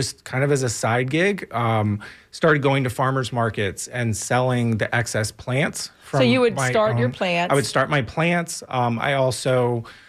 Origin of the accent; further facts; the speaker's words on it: Tampa, Florida, United States; also born or lived in Blue Ridge Mountains; I'm born and raised in Tampa native